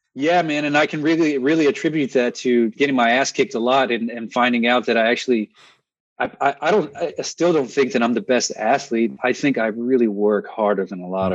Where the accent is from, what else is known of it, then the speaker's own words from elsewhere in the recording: Texas, United States; moved away; also born or lived in Northeast US; I grew up in Texas